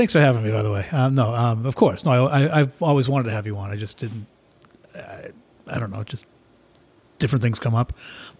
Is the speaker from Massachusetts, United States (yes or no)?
yes; Stoneham, Massachusetts, United States; now in Abington, United States; I grew up in Stoneham where we have two highways in Stoneham. There's 93 and 95 in it.